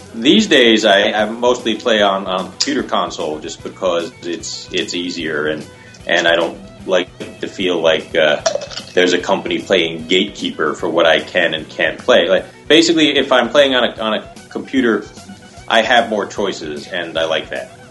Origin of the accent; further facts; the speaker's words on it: New Jersey, United States; now in Los Angeles, United States; I'm originally from New Jersey